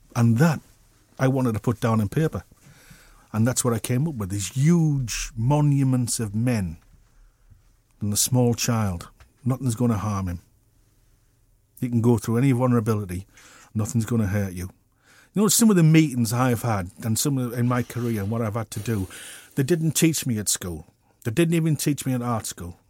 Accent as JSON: {"language": "English", "town": "Middlesbrough", "region": "North East England", "country": "United Kingdom", "tie": "born or raised there", "said": "I'm a kid from Middlesbrough"}